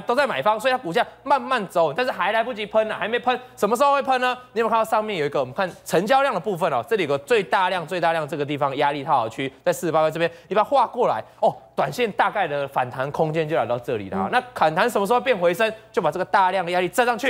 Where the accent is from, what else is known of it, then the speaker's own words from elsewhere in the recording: Taiwan; 以前我们台湾话就用大把的，叫做五百万嘛